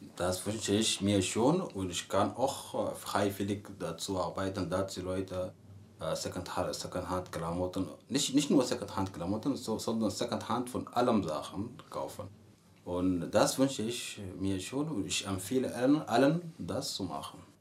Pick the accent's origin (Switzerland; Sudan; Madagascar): Sudan; German is a second language; moved away as an adult; now in Potsdam, Germany; ich komme aus dem Sudan, ich bin in, so in Deutschland seit drei Jahren. Äh, ich wohne in Potsdam